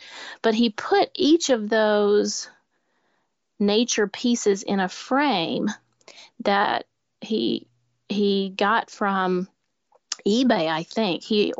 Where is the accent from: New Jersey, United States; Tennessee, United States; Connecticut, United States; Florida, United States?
Tennessee, United States; Nashville; The other original artworks were put on display at Parnassus Books, my hometown bookshop here in Nashville